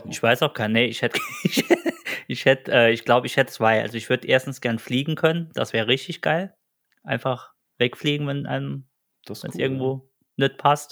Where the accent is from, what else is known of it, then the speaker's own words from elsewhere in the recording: Saarland, Germany; Und wir sind äh, zwei nette Gesellen aus dem Saarland